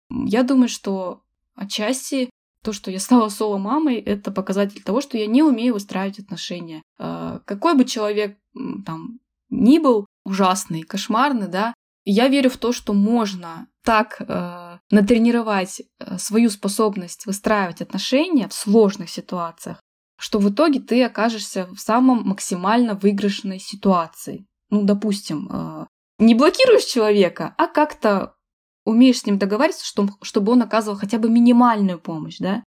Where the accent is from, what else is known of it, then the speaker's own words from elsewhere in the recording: Achinsk, Krasnoyarsk Krai, Russia; moved away as an adult; also born or lived in Moscow; я была вынуждена вернуться в Ачинск, мой родной город, где я не жила уже 10 лет